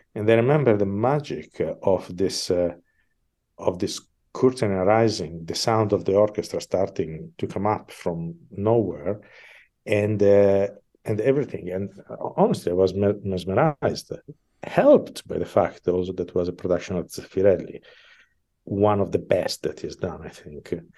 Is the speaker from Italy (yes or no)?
yes; Milan, Lombardy, Italy; English is a second language; moved away as an adult; I am from Milan